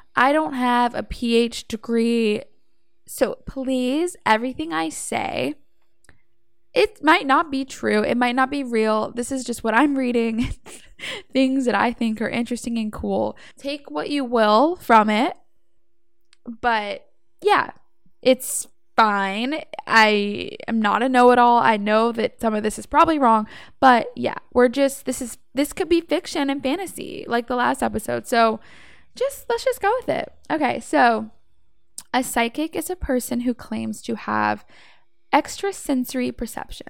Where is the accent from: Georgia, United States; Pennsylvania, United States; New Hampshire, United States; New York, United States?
Georgia, United States; Savannah; I'm from Savannah, Georgia